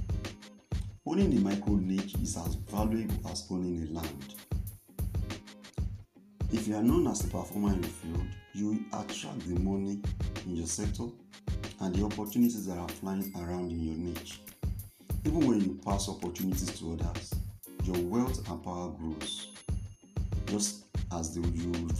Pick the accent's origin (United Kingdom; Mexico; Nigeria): Nigeria; I'm a Nigerian by birth